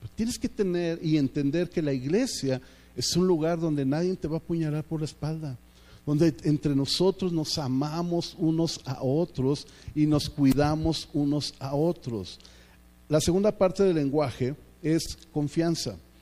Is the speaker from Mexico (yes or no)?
yes; Mexico